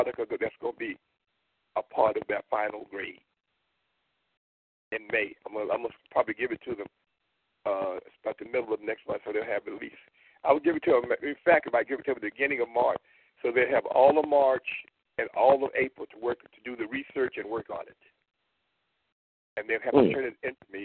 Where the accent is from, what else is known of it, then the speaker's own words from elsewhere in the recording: Tuskegee, Alabama, United States; In Tuskegee, my hometown